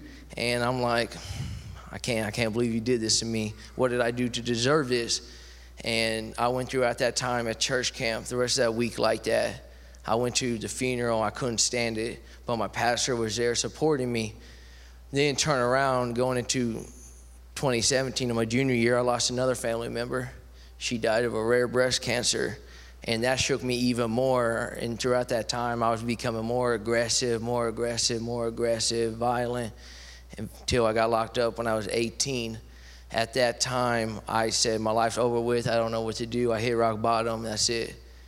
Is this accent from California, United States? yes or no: no; Fort Worth, Texas, United States; also born or lived in Wayne City, Illinois; I came from Wayne City, Illinois, not too far from here. I originally grew up in Fort Worth, Texas